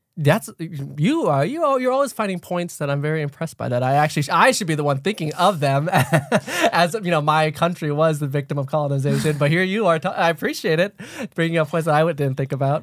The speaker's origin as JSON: {"language": "English", "country": "Thailand", "tie": "born or raised there", "moved": "yes", "lives_now": "United States", "said": "I grew up in Thailand, being Lao"}